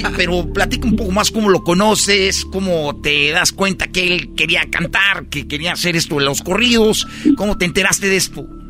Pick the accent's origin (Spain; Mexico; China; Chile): Mexico; Jiquilpan, Michoacán; mi pueblo, Jiquilpan